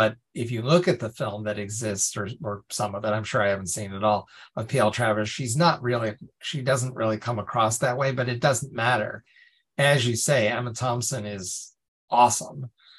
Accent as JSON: {"language": "English", "country": "Ireland", "said": "I'm Irish myself."}